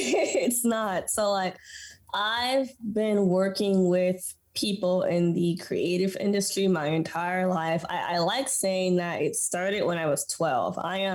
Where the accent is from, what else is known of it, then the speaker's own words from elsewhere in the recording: Washington, United States; moved away as an adult; now in Houston, United States; I was born here in Houston. 4 years later, moved to Washington State where my brother was born, and was raised in the wheat fields of Washington State. It's odd because, like, I was in a household, we speak English and Spanish in my household.